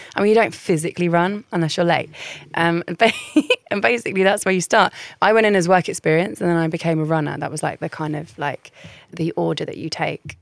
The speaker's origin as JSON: {"language": "English", "town": "Caterham", "region": "South East England", "country": "United Kingdom", "tie": "born or raised there", "also_born_or_lived": "Essex / Central London / Putney", "said": "I was born in Essex. I moved to central London. I grew up in Surrey, but not Surrey, like Croydon"}